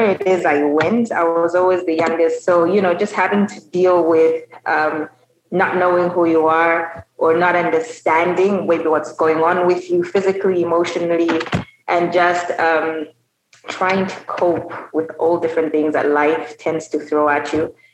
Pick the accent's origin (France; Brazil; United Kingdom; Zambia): Zambia; Lusaka, Lusaka Province; also born or lived in South Africa / Chingola; I am Zambian. I am the third of three babies, so three children. I grew up mostly in Lusaka